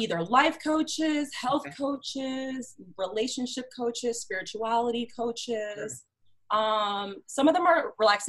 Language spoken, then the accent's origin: English; New York City, New York, United States; also born or lived in Boston / Miami; now in Chicago, United States; I am in Chicago. I've actually lived in different cities. I'm from New York City, Boston, lived in Miami.